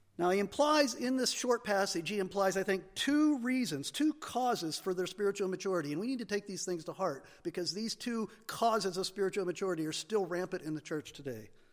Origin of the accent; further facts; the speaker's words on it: United States; we as American Christians